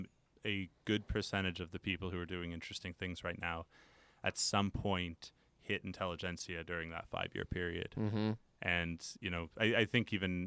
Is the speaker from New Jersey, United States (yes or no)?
no; Colorado, United States; also born or lived in Chicago; up in Colorado, but had never been west of Colorado in my life.